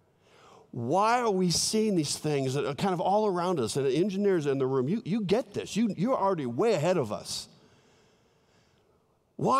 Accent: Southern California, United States; moved away; I love California, my home state in Southern California

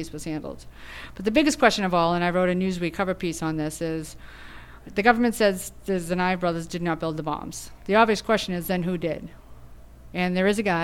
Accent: Boston, Massachusetts, United States; Boston, my hometown

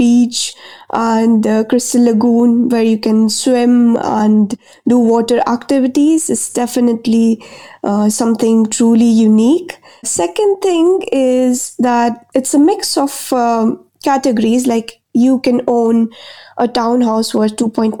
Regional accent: Jalandhar, Punjab, India; now in Dubai, United Arab Emirates; my hometown, Jalandhar, it's in the north of India in Punjab.

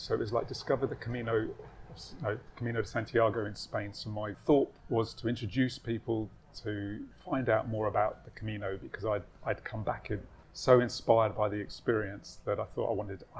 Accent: Edgware, London, United Kingdom; Yes, I suppose I was brought up in northwest London, but probably for the first 7 years of my life, I was living

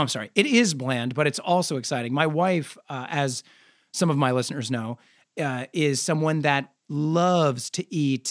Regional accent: Nebraska, United States; moved away as an adult; now in Los Angeles, United States; an adopted Angeleno, I'm from Nebraska. I moved here 20 years ago.

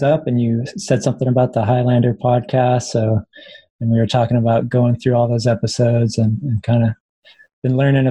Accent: United States; moved away as an adult; also born or lived in Reno, Nevada; now in Portland, United States; I grew up in Lake Tahoe

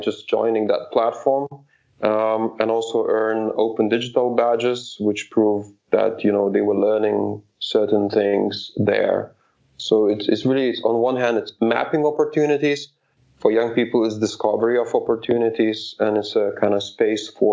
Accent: Kuršėnai, Šiauliai County, Lithuania; my hometown, Kuršėnai, where I'm from. It's northwest of Lithuania.

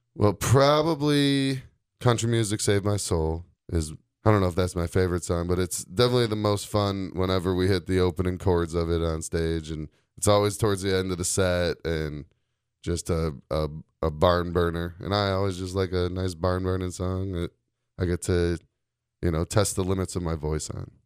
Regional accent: Chicago, Illinois, United States; moved away as an adult; now in Door County, United States; I'm from Chicago

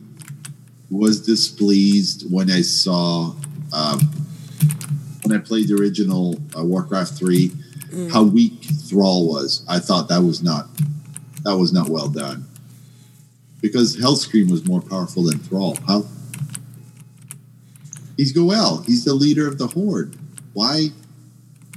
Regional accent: Canada; I'm from Canada

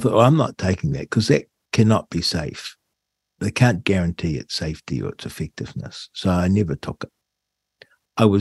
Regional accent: New Zealand; as a New Zealander

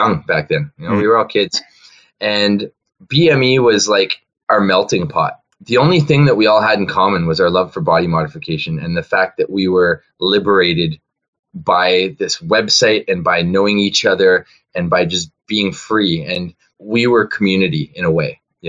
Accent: Ontario, Canada; moved away as an adult; also born or lived in Vancouver; Before I left Ontario, I grew up in Ontario, and it was 2004 that I moved out of there.

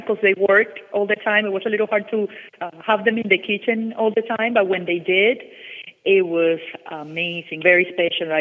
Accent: Caracas, Capital District, Venezuela; now in Miami, United States; I grew up in Venezuela, in Caracas, Venezuela

